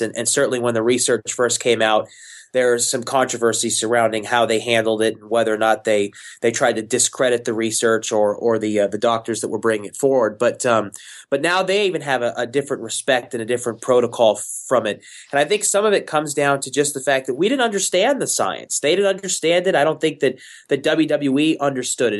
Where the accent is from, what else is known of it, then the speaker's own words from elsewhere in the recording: Houston, Texas, United States; my hometown, Houston, Texas.